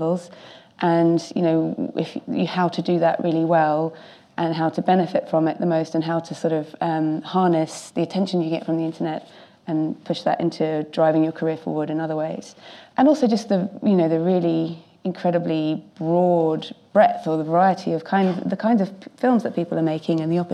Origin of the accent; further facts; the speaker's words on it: London, United Kingdom; now I'm at Film London, so getting sort of coming back to my hometown roots